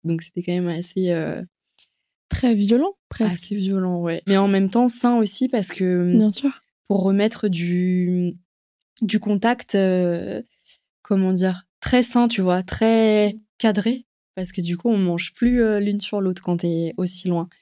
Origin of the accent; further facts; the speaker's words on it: Paris, Île-de-France, France; je suis une Parisienne